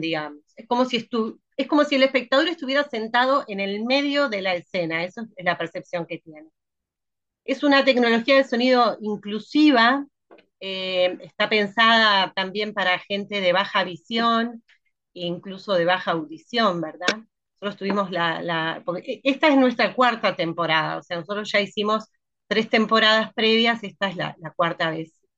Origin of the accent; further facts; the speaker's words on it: Durazno, Uruguay; now in Montevideo, Uruguay; En realidad empecé a hacer teatro en el interior, en el pequeño teatro de Durazno, desde muy chica. Después me vine para Montevideo